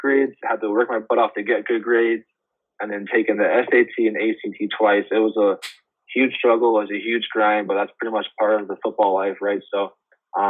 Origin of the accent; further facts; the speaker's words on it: Winnipeg, Manitoba, Canada; moved away as an adult; Brady and I, another Winnipeg guy, we got made fun of so much for being Canadian